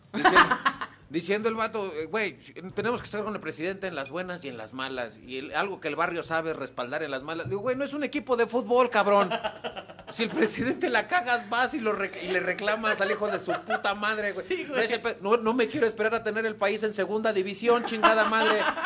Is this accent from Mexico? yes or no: yes; Monterrey, Nuevo León, Mexico; soy de Monterrey